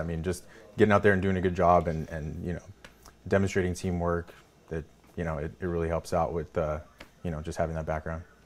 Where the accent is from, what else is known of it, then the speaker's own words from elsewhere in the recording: Salinas, California, United States; I grew up in Salinas